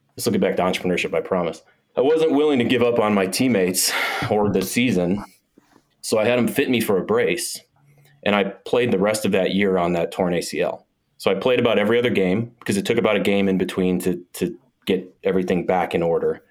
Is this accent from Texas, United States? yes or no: no; Milwaukee, Wisconsin, United States; I grew up in Milwaukee, Wisconsin